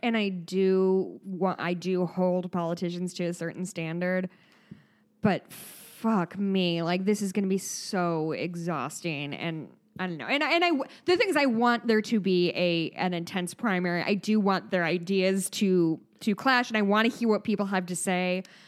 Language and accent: English; Midwest, United States; accent: Midwest; my Midwest accent